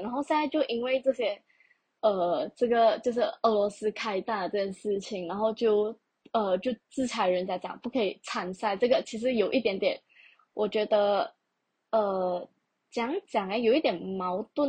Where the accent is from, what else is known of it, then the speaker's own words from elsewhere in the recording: Malaysia; 首先我是一个马来西亚人，再者我是华人